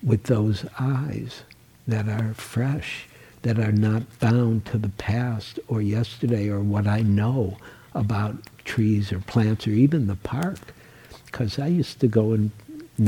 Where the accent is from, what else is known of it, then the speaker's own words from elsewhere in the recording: Detroit, Michigan, United States; also born or lived in New York; now in San Francisco, United States; I was born in Detroit, and I upgraded to New York